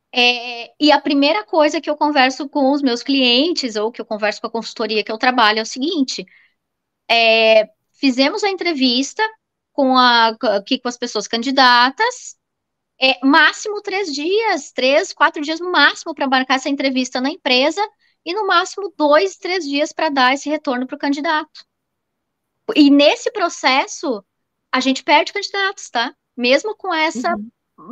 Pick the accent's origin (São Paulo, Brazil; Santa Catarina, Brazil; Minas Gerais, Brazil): Santa Catarina, Brazil; Florianópolis; sou aqui de Florianópolis